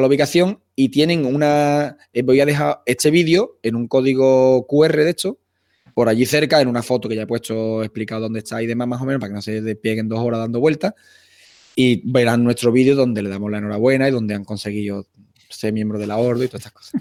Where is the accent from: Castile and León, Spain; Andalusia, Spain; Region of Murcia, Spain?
Andalusia, Spain; Utrera; yo soy de Utrera, de Sevilla